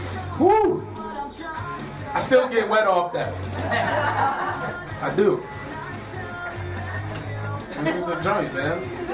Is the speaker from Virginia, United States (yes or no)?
yes; Woodbridge, Virginia, United States; also born or lived in Arlington, Virginia; I grew up in Arlington like halfway, but I went to high school in Woodbridge, so I'm claiming Woodbridge.